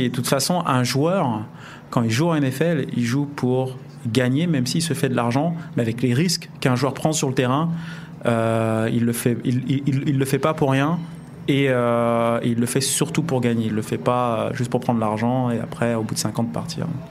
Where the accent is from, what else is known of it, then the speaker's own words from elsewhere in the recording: France; on est français